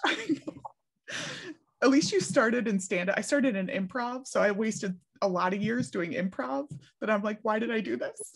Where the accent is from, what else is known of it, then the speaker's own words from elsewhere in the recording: Philadelphia, Pennsylvania, United States; how I was raised in Philly.